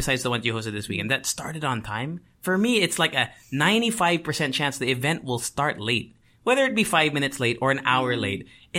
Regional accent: Tokyo, Japan; moved away; I think mixed three. I grew up in Tokyo.

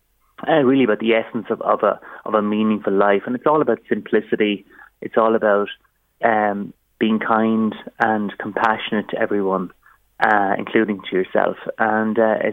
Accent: Waterford, Munster, Ireland; in a working class neighbourhood where I grew up in Waterford

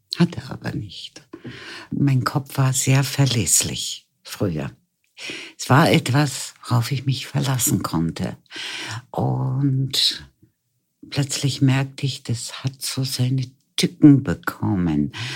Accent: Lüneburg Heath, Lower Saxony, Germany; now in Vienna, Austria; Geboren bin ich in Norddeutschland, in der Lüneburger Heide. Und bin dann mit meinen Eltern als junges Mädchen nach Wien gekommen

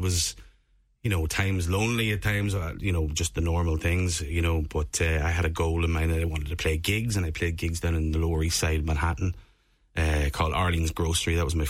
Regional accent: Monaghan, County Monaghan, Ireland; So I'm from Monaghan town. And I continued that path, and I joined Riverdance as a dancer when I turned 15.

